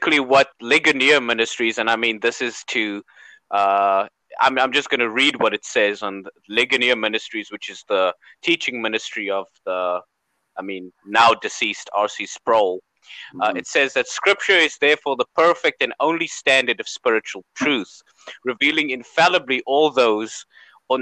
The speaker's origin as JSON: {"language": "English", "country": "South Africa", "said": "I'm from South Africa, and people in South Africa, we make light of everything"}